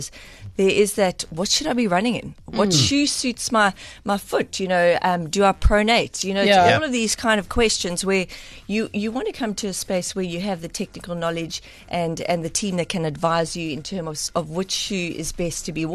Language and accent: English; East London, Eastern Cape, South Africa; moved away; also born or lived in Gqeberha; Originally from East London, and spent a few years in Kobeja.